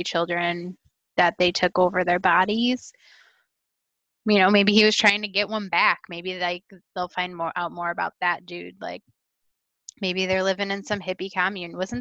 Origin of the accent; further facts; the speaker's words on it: Midwest, United States; I'm from the Midwest